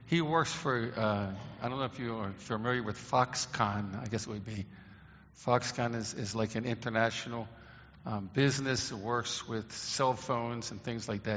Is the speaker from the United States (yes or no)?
yes; Baltimore, Maryland, United States; When I grew up in Baltimore, Maryland